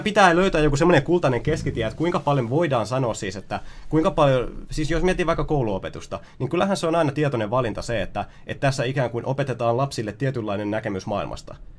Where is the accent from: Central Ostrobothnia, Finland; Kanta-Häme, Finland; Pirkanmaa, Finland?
Pirkanmaa, Finland; Ylöjärvi; kun mä oon ollut lapsi, kun mä oon kasvanut Ylöjärjellä, mä oon viettänyt siellä 20, 21. vuotta elämästäni